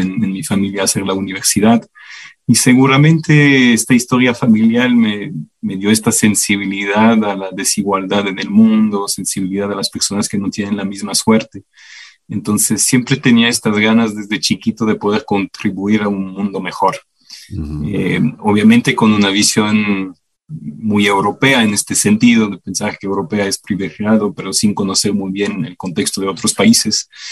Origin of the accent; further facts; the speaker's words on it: Belgium; Spanish is a second language; moved away as an adult; now in Ecuador; yo nací en el 81 en Bélgica. Ah, pasé toda mi niñez y juventud allá hasta graduarme de la universidad